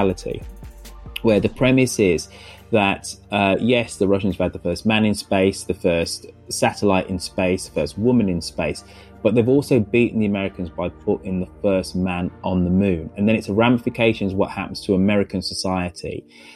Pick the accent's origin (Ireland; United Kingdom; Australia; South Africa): United Kingdom; England; I'm black, I'm British, but I was born in England